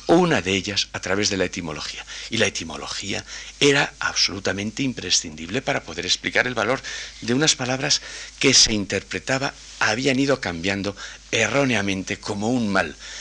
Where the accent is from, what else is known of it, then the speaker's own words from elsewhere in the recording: a village on the Castilian plain, Castile, Spain; en mi pueblo, que es como Unamuno reflejaba la llanura castellana, llano como la palma de la mano